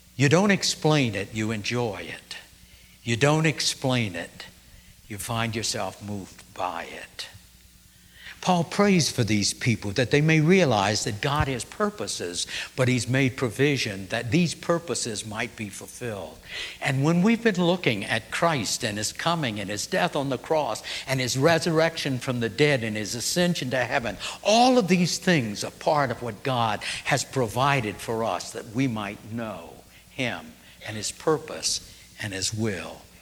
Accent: New Orleans, Louisiana, United States; moved away; also born or lived in Kentucky / Terre Haute, Indiana; growing up in New Orleans, we didn't have mountains

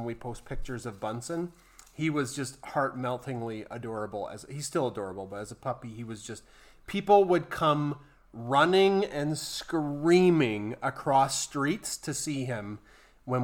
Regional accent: Central Alberta, Canada; we're from Central Alberta and it's winter here 10 months a year

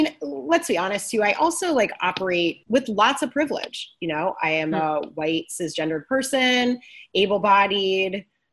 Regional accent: Midwest, United States; I'm from the Midwest

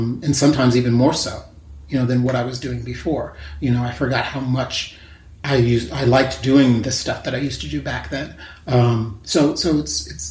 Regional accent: New York, United States; also born or lived in San Francisco, California; I'm from New York

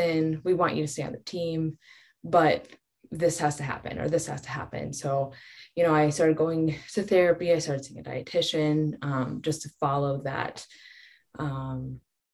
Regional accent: Colorado, United States; I grew up in Colorado

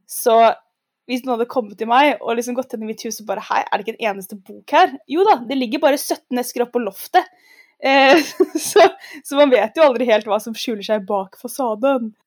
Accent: Oslo, Norway; Jeg er fra Oslo, gikk på skole på Frogner

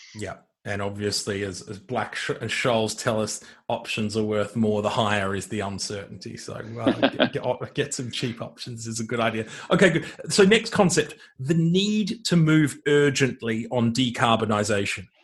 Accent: Australia; an Australian focused on energy

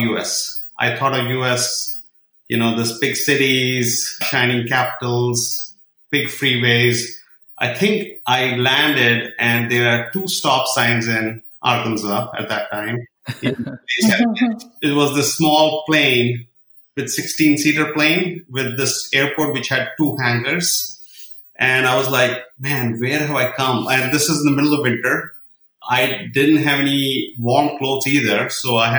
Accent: Srinagar, Jammu and Kashmir, India; now in United States; I was born in Kashmir. Being a Kashmiri boy, raised in a small place

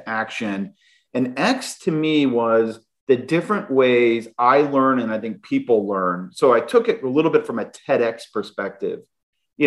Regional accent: Phoenix, Arizona, United States; I grew up in Phoenix, Arizona

